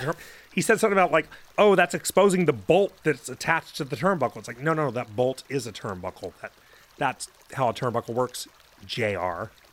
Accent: California, United States; we're from California

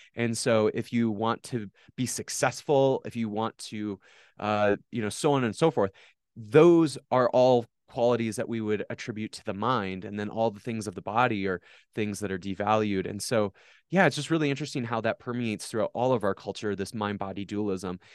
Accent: Watertown, South Dakota, United States; I was born on July twenty-ninth, nineteen ninety-four, in Watertown, South Dakota.

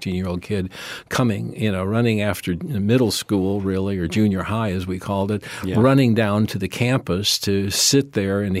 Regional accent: Evanston, Illinois, United States; I was born and reared in Chicago, just north of Chicago in Evanston

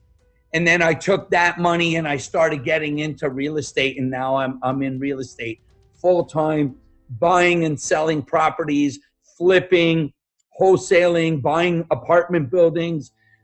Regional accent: Montreal, Quebec, Canada; English is a second language; moved away as an adult; also born or lived in Yugoslavia / Toronto, Canada; now in United States; I grew up in Montreal, Canada, in a very, very poor area called Point St. Charles

